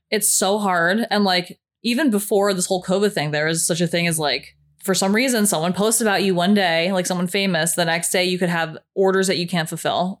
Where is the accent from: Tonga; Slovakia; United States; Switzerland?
Slovakia; moved away; my home country, Slovakia